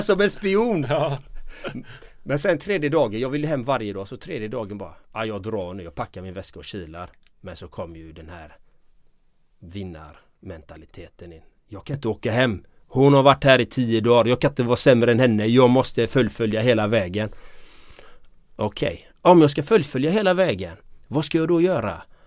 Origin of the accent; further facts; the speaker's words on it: Gothenburg, Västra Götaland, Sweden; Jag är uppvuxen i de östra delarna i Göteborg i en kärnfamilj.